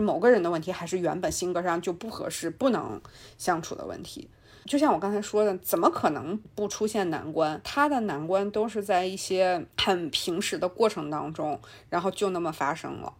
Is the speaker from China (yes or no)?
yes; China; 我们中国人